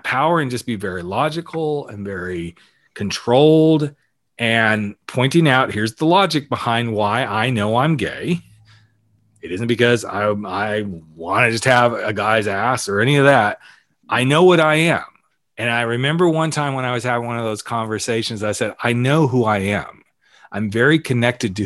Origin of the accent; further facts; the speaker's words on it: the South, United States; moved away; I grew up in the South. So I wasn't out when I was in the South